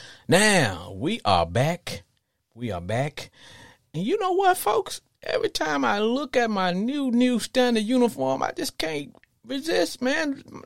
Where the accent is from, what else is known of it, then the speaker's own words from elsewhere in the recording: Arkansas, United States; I grew up in Arkansas.